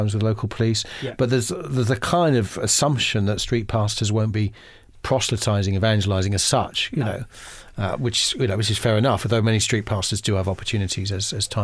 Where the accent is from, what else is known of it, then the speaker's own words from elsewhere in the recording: Isle of Wight, South East England, United Kingdom; I grew up in the Isle of Wight, attended the evangelical church there.